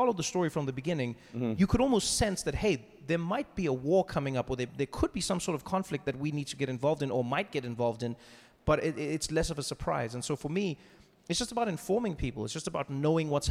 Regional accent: South Africa; moved away as an adult; now in United States; one thing that I took for granted growing up in South Africa is we just knew what was happening in the world

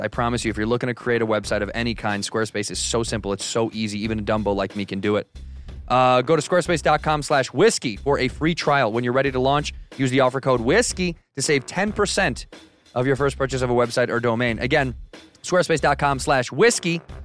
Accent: Chicago, Illinois, United States; moved away as an adult; now in Los Angeles, United States; Chicago's my hometown

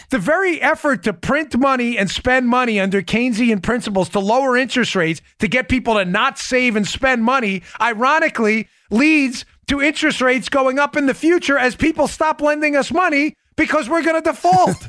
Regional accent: New York City, New York, United States; growing up in Queens

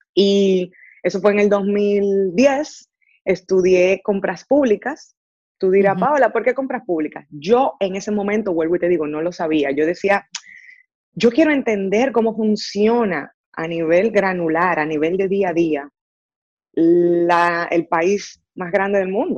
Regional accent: Dominican Republic; moved away as an adult; now in Silicon Valley, United States; nací, crecí en República Dominicana, estudié en República Dominicana

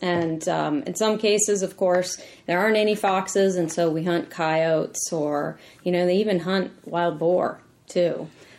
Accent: Colorado, United States; moved away as an adult; now in Washington, D.C., United States; I'm from Colorado. Grew up in a ranching family there. I went to Colorado State

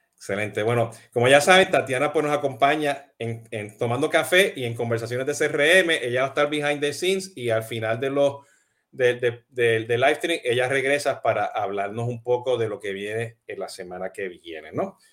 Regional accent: Puerto Rico; now in Miami, United States; yo soy boricua y, y, y hablo gritando y hablo acelerado

